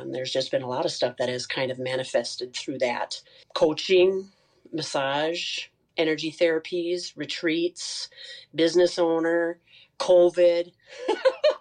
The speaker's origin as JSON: {"language": "English", "town": "Sauk Centre", "region": "Minnesota", "country": "United States", "tie": "born or raised there", "said": "I'm originally from Sauk Center, Minnesota"}